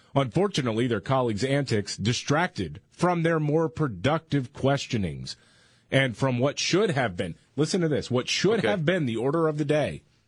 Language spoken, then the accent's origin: English; Houston, Texas, United States; when we moved schools when I was growing up in Houston